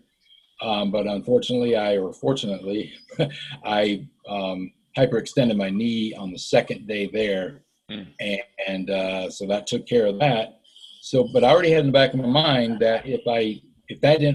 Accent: Florida, United States; also born or lived in Ohio / Western North Carolina; I grew up in Florida. We moved from Ohio when I was like 7 to Florida. So that's where I really grew up

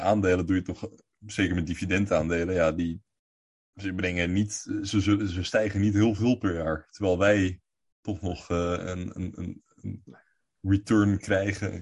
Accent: Netherlands; wij als Nederlanders

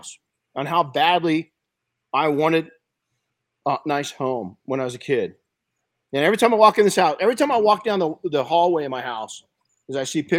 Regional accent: outside of Los Angeles, California, United States; When I was a kid growing up outside of Los Angeles, we had smog alerts

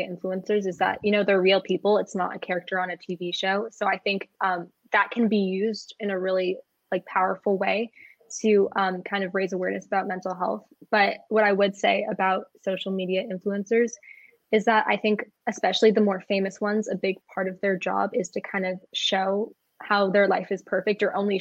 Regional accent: San Francisco Bay Area, California, United States; I'm from San Francisco Bay Area

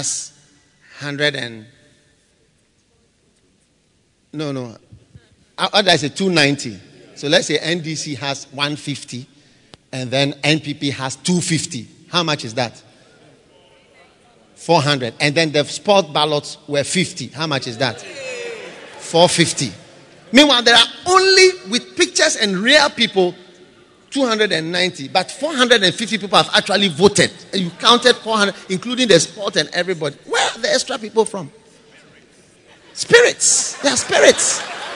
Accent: Ghana; I've never been to school outside Ghana even for 1 week. All my school, I went to Ghana. I've never been abroad

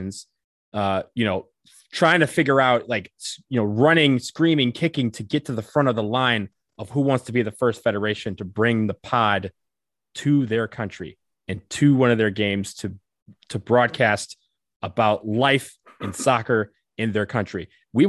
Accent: Detroit, Michigan, United States; I'm from Detroit. It's basically home for us too

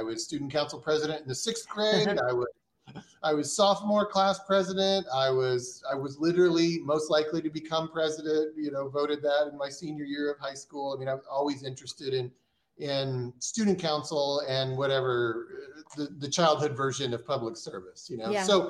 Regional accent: Oklahoma City, Oklahoma, United States; also born or lived in Washington, D.C.; a member of the Osage Nation. And as an adult, I've tried to really connect with that. As a child growing up in Oklahoma City, and my Osage heritage came through my mother.

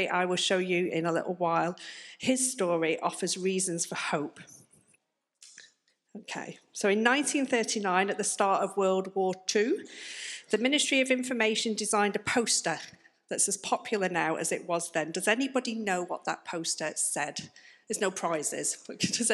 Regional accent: the north of England, United Kingdom; moved away as an adult; now in Plymouth, United Kingdom; as you may be able to tell from my accent, I'm not from round here. I'm actually from up north

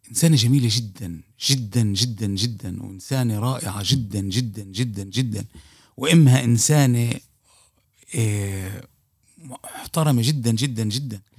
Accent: Palestine; ك ك كفلسطيني هي يعني بتذكر المستمعين آه، هنا صغار بالسن

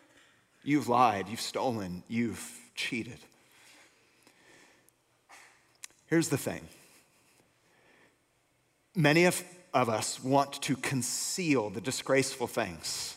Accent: Bay Area, North Bay, California, United States; I was born and raised here in the Bay Area, North Bay

